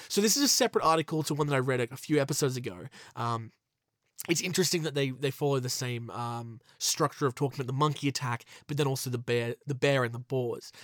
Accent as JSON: {"language": "English", "country": "Australia", "said": "my home country of Australia"}